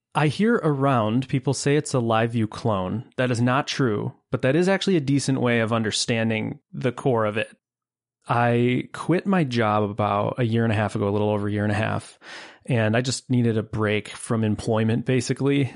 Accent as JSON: {"language": "English", "town": "Buffalo", "region": "New York", "country": "United States", "tie": "born or raised there", "said": "I hail from Buffalo, New York, born, raised, and currently living not far from Niagara Falls"}